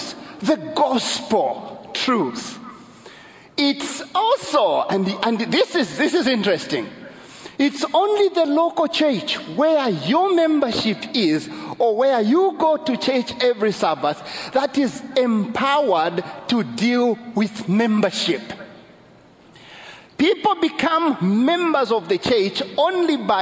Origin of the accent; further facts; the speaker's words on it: Zambia; I'm from Zambia